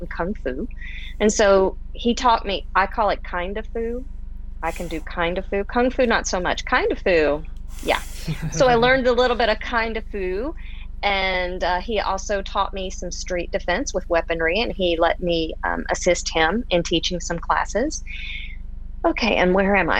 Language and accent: English; Pensacola, Florida, United States; moved away as an adult; now in Houston, United States; I was raised starting at about age 2 till 18 in Northwest Florida, right outside Pensacola